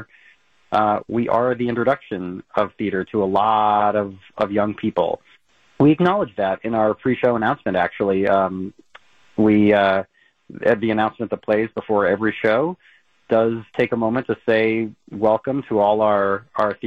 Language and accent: English; North Dakota, United States; moved away; I'm from the Midwest. I'm from North Dakota